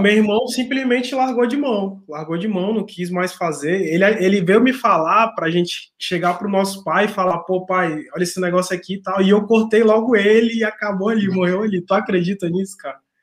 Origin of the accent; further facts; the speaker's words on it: Manaus, Amazonas, Brazil; now in Rio Grande do Sul, Brazil; eu sou de Manaus, mas eu tô no Rio Grande do Sul